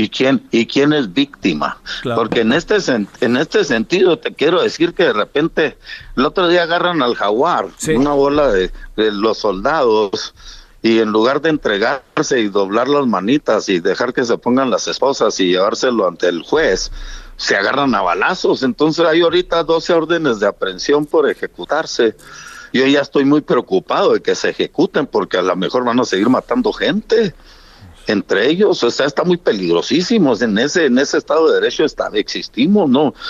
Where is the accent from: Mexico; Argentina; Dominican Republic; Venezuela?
Mexico; yo como mexicano